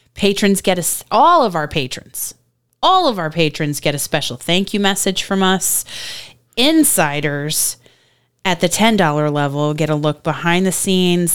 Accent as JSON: {"language": "English", "region": "Virginia", "country": "United States", "tie": "born or raised there", "said": "I was born in Virginia"}